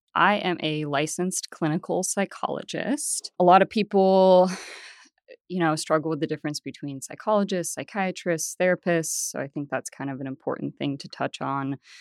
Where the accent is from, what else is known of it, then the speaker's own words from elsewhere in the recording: Bay Area, Northern California, United States; moved away as an adult; also born or lived in Denver; now in Tulsa, United States; I grew up in Northern California in the Bay Area